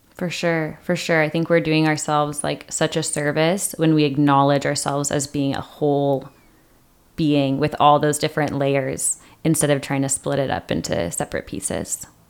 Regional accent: Seattle, Washington, United States; moved away as an adult; now in San Diego, United States; I grew up in Seattle.

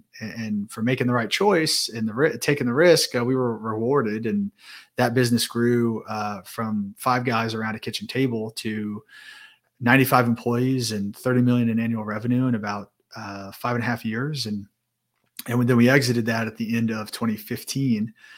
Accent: Indianapolis, Indiana, United States; So born and raised in the Midwest in Indianapolis.

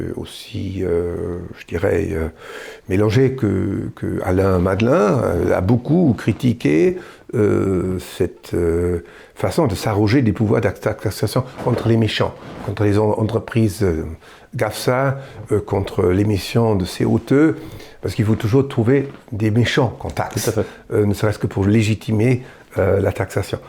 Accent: Germany; en tant qu'Allemand

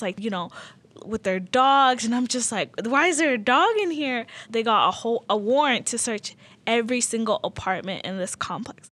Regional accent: South Salt Lake, Utah, United States; English is a second language; also born or lived in Sudan; I grew up in the South Park apartments. It was all refugees

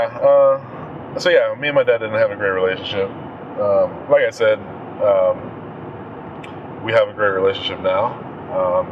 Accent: Washington, District of Columbia, United States; moved away as an adult; also born or lived in Maryland; Born and raised in the D.C. area

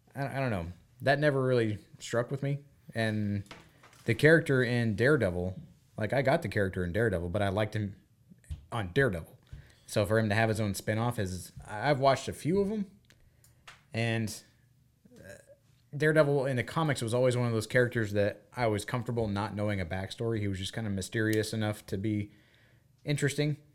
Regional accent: United States; as an American

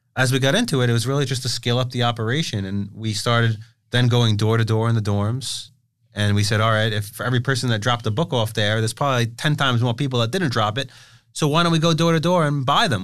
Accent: New York City, New York, United States; growing up in Brooklyn.

